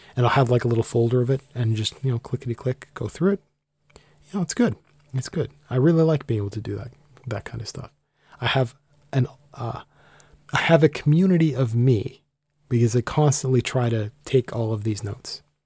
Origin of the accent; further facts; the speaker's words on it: Canada; I'm Canadian